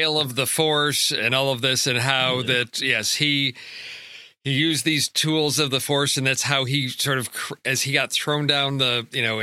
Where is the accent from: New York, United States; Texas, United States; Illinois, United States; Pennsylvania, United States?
Illinois, United States; Chicago; growing up in Chicago in the 80s